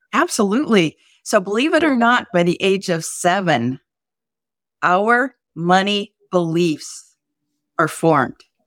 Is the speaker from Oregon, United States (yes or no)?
no; South Dakota, United States; I was brought up in South Dakota